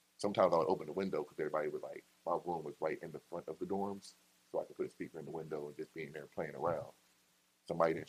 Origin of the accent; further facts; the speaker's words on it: Killeen, Texas, United States; also born or lived in San Antonio, Texas; now in Austin, United States; I was born in San Antonio, but I went to high school in Killeen, and I came here for college, and I just never left